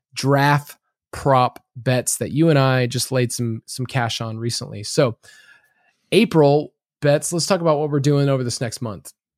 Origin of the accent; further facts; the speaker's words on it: the South, United States; I'm from the South